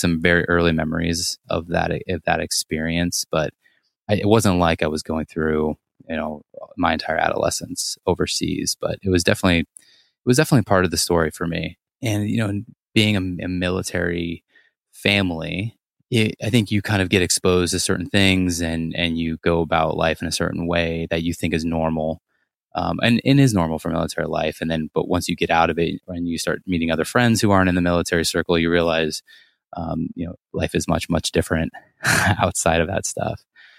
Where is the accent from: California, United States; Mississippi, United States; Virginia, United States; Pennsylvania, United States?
California, United States; Monterey; born there; So I was born in Monterey, California on a military base. So I'm a military brat.